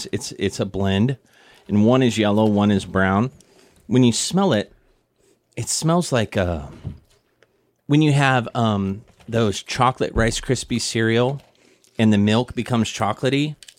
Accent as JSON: {"language": "English", "region": "Missouri", "country": "United States", "tie": "born or raised there", "lives_now": "Guam", "said": "We grew up in Missouri. We had a place called Topsy's Popcorn"}